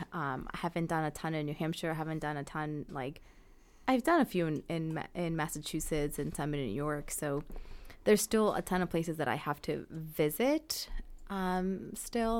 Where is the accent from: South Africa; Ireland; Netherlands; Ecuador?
Ecuador; Amazon region; now in Connecticut, United States; I grew up more on the Amazon side, so for me, it was, like, you know, hot and humid